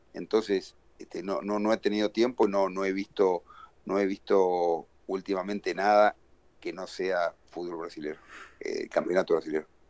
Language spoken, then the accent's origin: Spanish; Uruguay; moved away as an adult; also born or lived in Brazil; now in Porto Alegre, Brazil; el estar cerca de Uruguay eh, está bien, me, ayuda mucho a nivel familiar